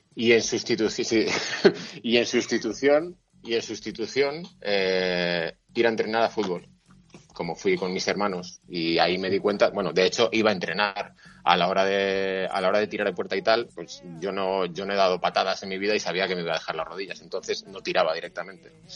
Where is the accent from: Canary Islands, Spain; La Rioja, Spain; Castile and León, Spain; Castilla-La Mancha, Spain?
Castile and León, Spain; Valladolid; soy de Valladolid